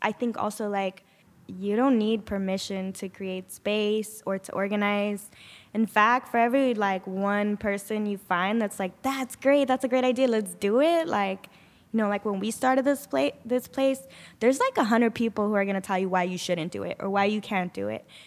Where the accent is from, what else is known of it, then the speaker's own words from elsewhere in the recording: Sanger, California, United States; I'm originally from Sanger